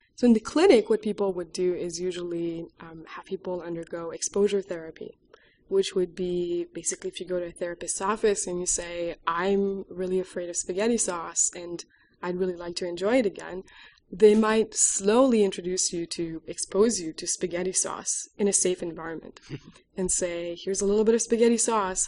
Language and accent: English; Quebec, Canada; moved away as an adult; also born or lived in Alberta, Canada; now in Austin, United States; I'm originally from Quebec